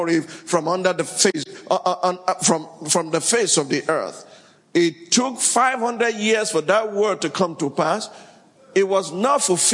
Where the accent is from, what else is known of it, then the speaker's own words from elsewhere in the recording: Sokoto, Nigeria; also born or lived in Abeokuta, Ogun, Nigeria; I was born in Abeokuta and raised in Sokoto